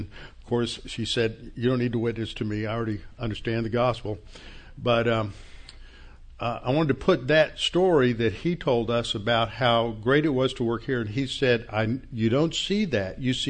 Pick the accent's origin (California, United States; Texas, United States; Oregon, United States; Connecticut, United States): Texas, United States; we were from Texas.